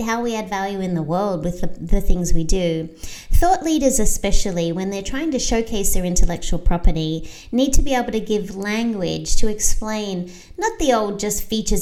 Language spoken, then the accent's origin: English; Australia; now in United States; I'm Australian, so I have a global perspective, but I also became an American citizen so I could have a local perspective